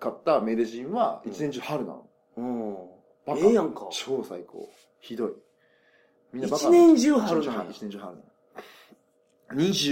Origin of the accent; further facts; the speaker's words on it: Nagasaki, Japan; born there; で俺は長崎で生まれたって言った瞬間にみんなそれまで怒号を上げてたやつがシーンってなって